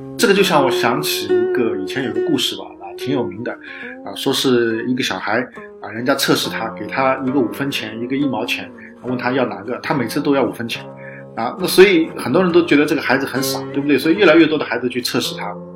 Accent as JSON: {"language": "Chinese", "country": "China", "said": "我们中国人讲"}